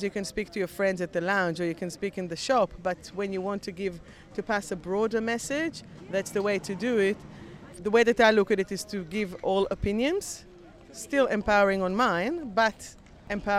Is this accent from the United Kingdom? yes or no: no; Melbourne, Victoria, Australia; I'm from Melbourne